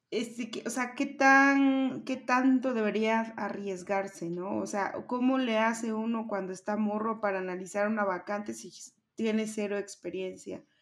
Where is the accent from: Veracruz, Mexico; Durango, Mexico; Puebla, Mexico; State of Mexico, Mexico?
Veracruz, Mexico; now in Mexico City, Mexico; cuando yo me vine a la ciudad de México, o sea, yo me vine desde Veracruz